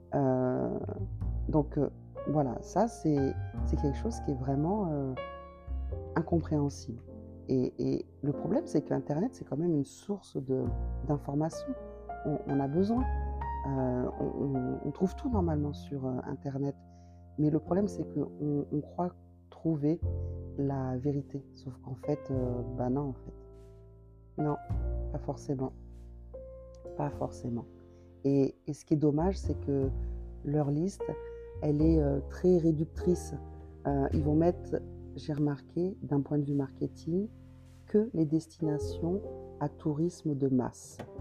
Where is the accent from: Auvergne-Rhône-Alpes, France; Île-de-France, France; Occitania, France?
Occitania, France; Montpellier; on est de Montpellier